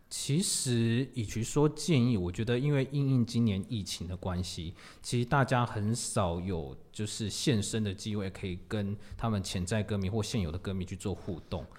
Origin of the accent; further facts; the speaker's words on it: Tamsui, New Taipei, Taiwan; T S 二五一就是我的家乡淡水